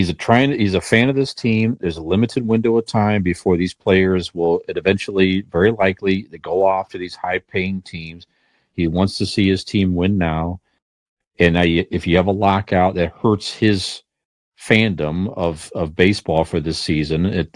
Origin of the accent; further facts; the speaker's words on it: Cleveland, Ohio, United States; we're from Cleveland area, in Northeast Ohio area here.